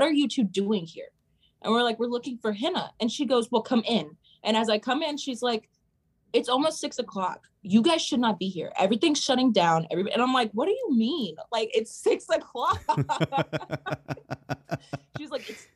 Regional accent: Atlanta, Georgia, United States; growing up in Atlanta

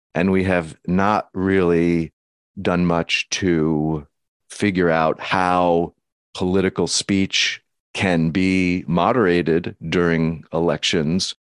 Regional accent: United States; as an American

